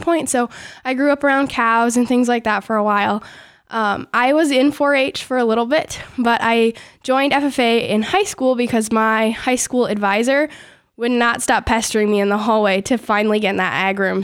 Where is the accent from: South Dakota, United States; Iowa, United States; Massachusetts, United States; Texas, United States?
Iowa, United States; Forest City; I grew up near Forest City, Iowa